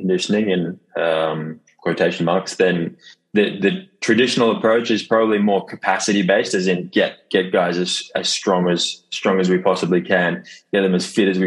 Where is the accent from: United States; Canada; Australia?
Australia; Sydney, New South Wales; moved away as an adult; now in Rotterdam, Netherlands; I'm initially from Sydney, Australia. That's where I call home.